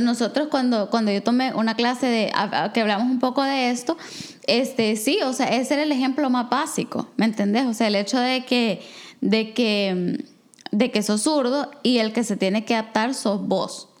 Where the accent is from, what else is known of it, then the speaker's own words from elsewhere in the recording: El Salvador; moved away as an adult; now in Canada; soy salvadoreña